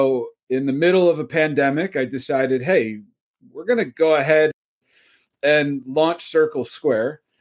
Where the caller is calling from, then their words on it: Philadelphia, Pennsylvania, United States; Lovely Philadelphia, Pennsylvania area. I tell you the actual town, but nobody's ever heard of it.